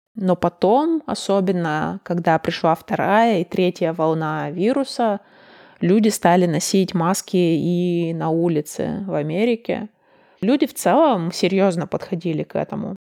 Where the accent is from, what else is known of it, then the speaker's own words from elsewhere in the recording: Russia; moved away as an adult; also born or lived in Chicago, United States; now in Denmark; между Чикаго и Москвой или Чикаго и моим родным городом было 9 или 11 часов разницы во времени